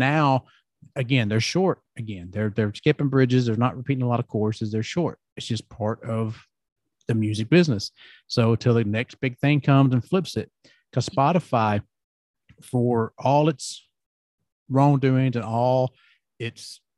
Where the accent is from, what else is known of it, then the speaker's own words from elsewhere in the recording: the South, United States; accent: Southern; growing up in the South, you know, everybody has that kind of Southern accent